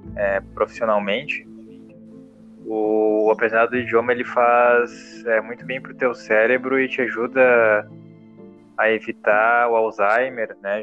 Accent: Porto Alegre, Rio Grande do Sul, Brazil; also born or lived in João Pessoa; nós somos de Porto Alegre

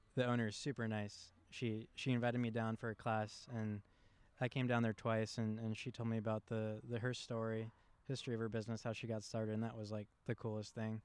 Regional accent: West Chester, Ohio, United States; I grew up in Westchester

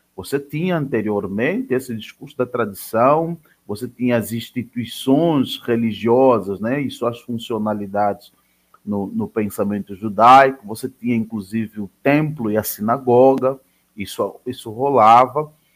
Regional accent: Angola; now in Santa Catarina, Brazil; eu sou angolano

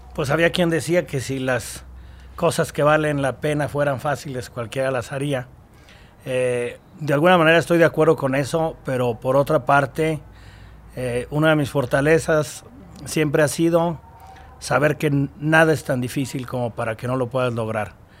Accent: Aguascalientes, Mexico; Yo soy de Aguascalientes, la empresa es de Aguascalientes

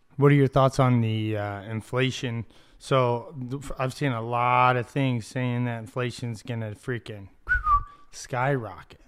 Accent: Ocotillo, United States; I'm from Ocotillo

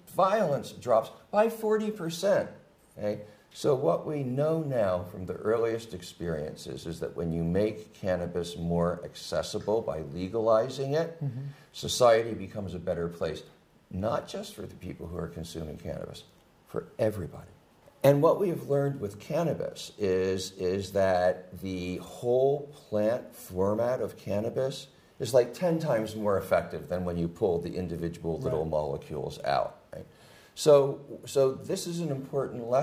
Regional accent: United States; as an American

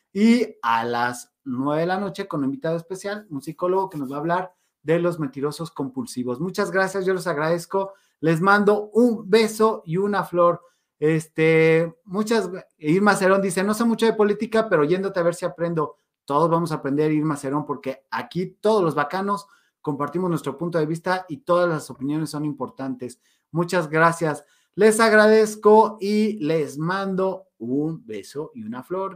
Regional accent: Mexico

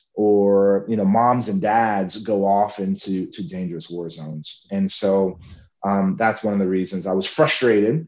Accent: San Antonio, Texas, United States; my hometown of San Antonio

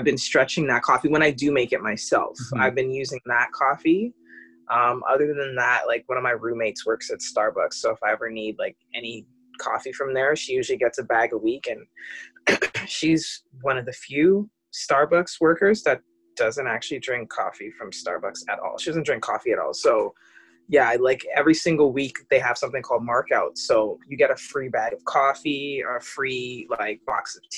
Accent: Canada; I am Canadian.

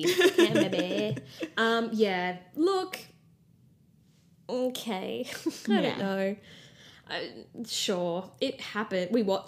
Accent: Australia; We're Australian pals.

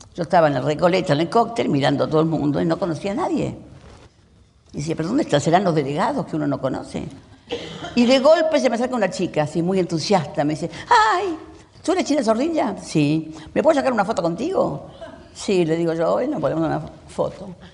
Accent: Uruguay; now in Argentina; yo soy uruguaya

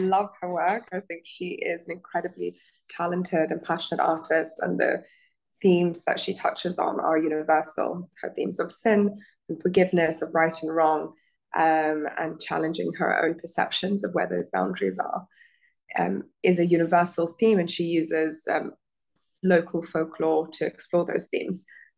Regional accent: Abu Dhabi, United Arab Emirates; also born or lived in Muscat, Oman / Italy; So I grew up in the Gulf. I grew up in Abu Dhabi and in Muscat in Oman. I studied interior design in Italy after finishing high school

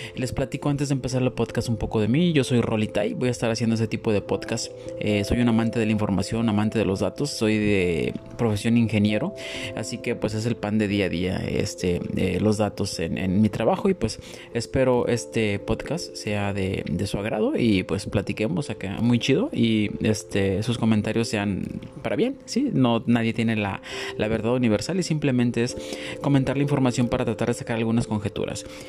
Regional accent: Mexico; como mexicanos

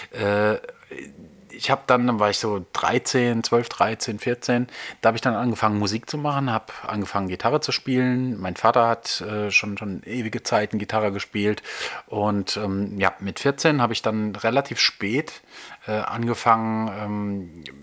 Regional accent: Nussloch, Baden-Württemberg, Germany; also born or lived in Heidelberg; in Heidelberg bin ich geboren worden und im Nachbarort aufgewachsen. Ähm, äh, und zwar in Nussloch.

